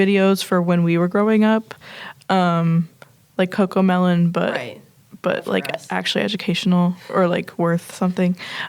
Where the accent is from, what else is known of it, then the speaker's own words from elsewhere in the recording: hometown where Garden State takes place, New Jersey, United States; the director, Zach Braff, is from where I grew up.